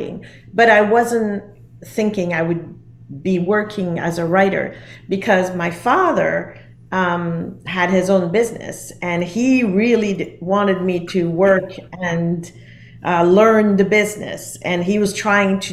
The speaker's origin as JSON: {"language": "English", "region": "Geneva", "country": "Switzerland", "tie": "born or raised there", "said": "I grew up in Geneva in Switzerland"}